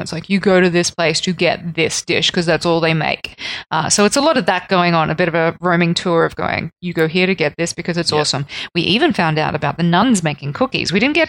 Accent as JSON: {"language": "English", "country": "Australia", "said": "I know I'm Australian and we kind of are under the, you know, the queen and whatnot, but I didn't really grow up with all that royalty stuff."}